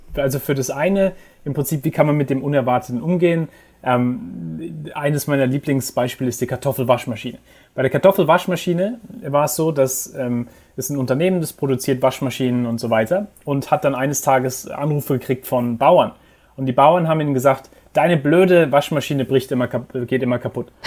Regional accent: Heidelberg, Baden-Württemberg, Germany; moved away as an adult; also born or lived in England; now in New York, United States; ich bin in Heidelberg aufgewachsen

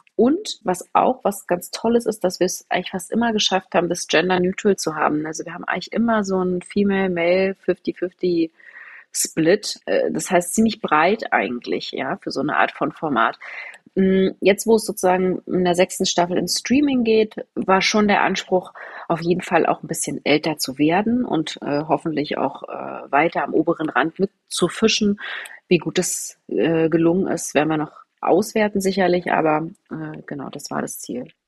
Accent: Potsdam, Brandenburg, Germany; Ich bin in Potsdam groß geworden

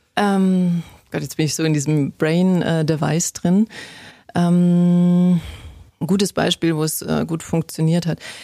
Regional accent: Bavarian mountains, Germany; ich bin in der Natur groß geworden, ich komme aus den bayerischen Bergen

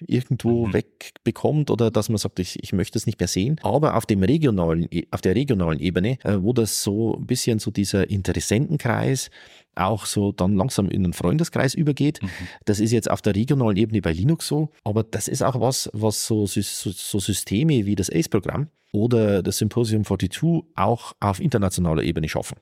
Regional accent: Northern Bavaria, Germany; in meinem Heimatort in Nordbayern

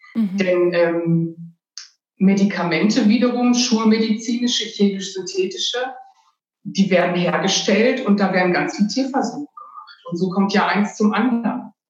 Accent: Ruhr area, North Rhine-Westphalia, Germany; ich bin in der Stadt aufgewachsen, in einer Kleinstadt im Ruhrgebiet

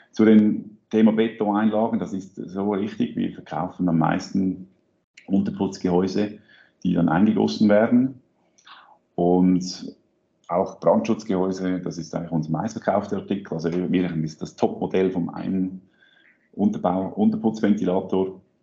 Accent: Switzerland; bei uns in der Schweiz

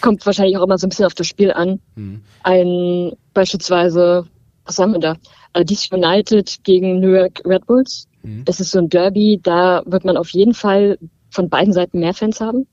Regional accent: Berlin, Germany; Ich bin aus Berlin

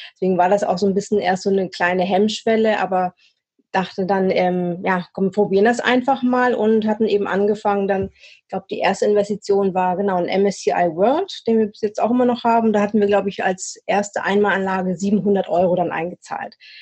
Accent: Swabia, near Stuttgart, Baden-Württemberg, Germany; moved away as an adult; now in Hamburg, Germany; Ursprünglich komme ich aus dem Schwabenländle ähm, in der Nähe von Stuttgart, lebe jetzt aber auch schon seit über zehn Jahren, so ein bisschen mit Unterbrechungen, hier im schönen Hamburg

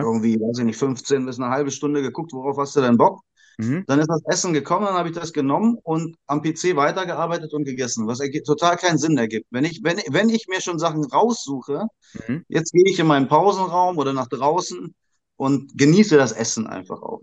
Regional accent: Indonesia; moved away; ich bin ja in Indonesien aufgewachsen

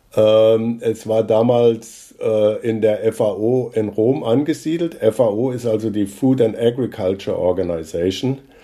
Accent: near Kassel, Hesse, Germany; moved away as an adult; now in Rosenheim, Germany; Ich bin äh, in der Nähe von Kassel geboren äh, und bin dort auf einem Bauernhof aufgewachsen

